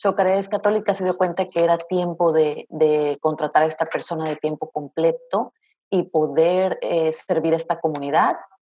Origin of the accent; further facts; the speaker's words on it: Veracruz, Mexico; moved away as an adult; also born or lived in Raleigh, North Carolina; now in United States; soy de México, orgullosamente veracruzana